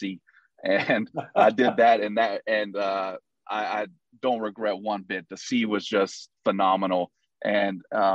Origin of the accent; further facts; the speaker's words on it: Houston, Texas, United States; also born or lived in Hawaii; I was born and raised in Houston. I lived all through, you know, till I was 19 in the Houston area